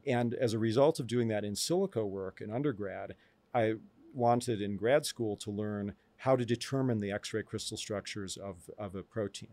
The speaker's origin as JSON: {"language": "English", "town": "Tucson", "region": "Arizona", "country": "United States", "tie": "born or raised there", "also_born_or_lived": "Chicago area / Albuquerque, New Mexico", "moved": "yes", "said": "my earliest memories are from Tucson, and I lived there for most of a decade."}